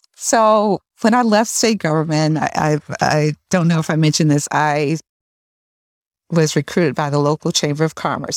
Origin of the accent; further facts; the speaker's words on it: Albany, New York, United States; also born or lived in Northern Virginia; I grew up in Albany, left, you know, shortly after college, moved down to the Northern Virginia area with my husband